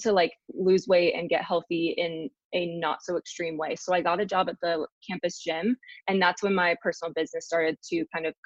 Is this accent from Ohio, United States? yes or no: yes; Columbus, Ohio, United States; also born or lived in Salisbury, England; I grew up in Columbus, Ohio